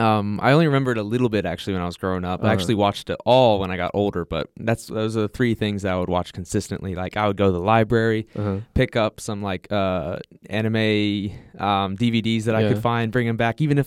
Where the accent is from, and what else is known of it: Ohio, United States